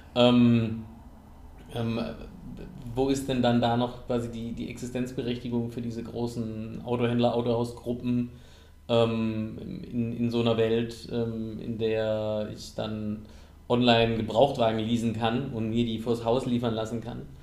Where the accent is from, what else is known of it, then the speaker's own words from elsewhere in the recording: Southern Germany, Germany; ich komme aus Süddeutschland, aus dem ländlichen Raum